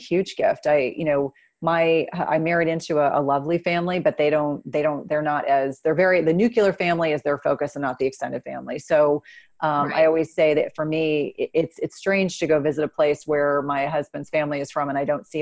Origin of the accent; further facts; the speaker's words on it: New Jersey, United States; I grew up in New Jersey